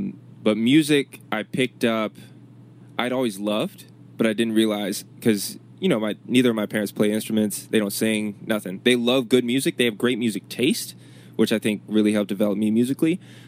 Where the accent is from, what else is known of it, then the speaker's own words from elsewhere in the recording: Chesapeake, Virginia, United States; also born or lived in Richmond, Virginia; Growing up in Chesapeake, it was cool. And I'm glad about where I was raised.